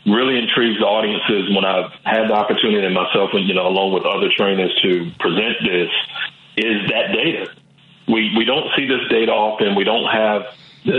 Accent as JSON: {"language": "English", "region": "the South", "country": "United States", "tie": "born or raised there", "said": "growing up in a Black home and growing up in the South"}